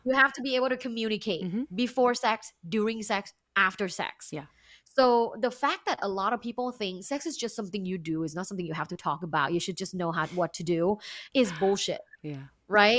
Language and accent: English; Bangkok, Thailand; English is a second language; moved away as an adult; now in United States; I am uh, originally from Thailand. Uh, I was born and I grew up in Bangkok, which is big.